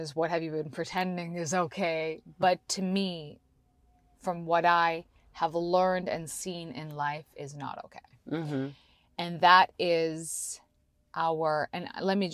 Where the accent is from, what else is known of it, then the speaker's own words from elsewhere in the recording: Canada; now in United States; I grew up in Canada